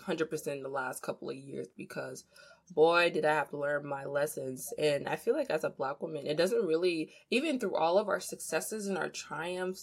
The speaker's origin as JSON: {"language": "English", "country": "DR Congo", "moved": "yes", "said": "I'm from the Democratic Republic of Congo, not to be confused with the Republic of Congo across the street. I'm from DRC"}